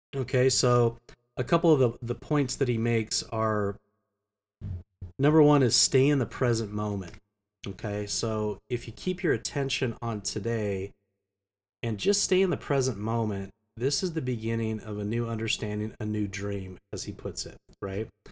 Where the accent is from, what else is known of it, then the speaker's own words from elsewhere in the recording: United States; also born or lived in Geneva; as an American